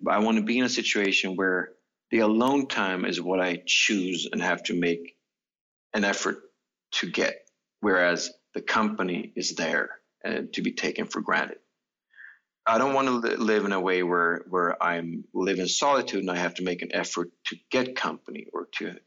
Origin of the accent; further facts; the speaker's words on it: Stockholm, Stockholm County, Sweden; the apartment houses I grew up in Stockholm